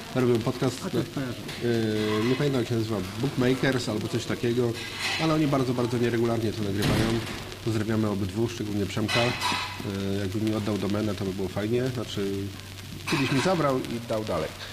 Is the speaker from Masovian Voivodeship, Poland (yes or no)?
no; Poznań, Greater Poland, Poland; moved away as an adult; now in Ireland; ja z Irlandii, ale gdzieś się właśnie spotkaliśmy w naszym macierzystym e, mieście